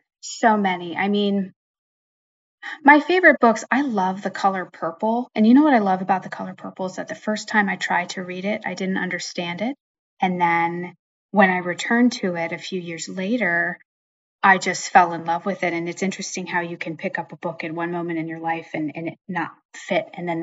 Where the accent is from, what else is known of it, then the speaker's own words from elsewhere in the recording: Pennsylvania, United States; now in New Jersey, United States; So I would start by saying I grew up in Western Pennsylvania, which is part of Northern Appalachia. A lot of my books, I guess all of my books now, are set there. So that's where I grew up.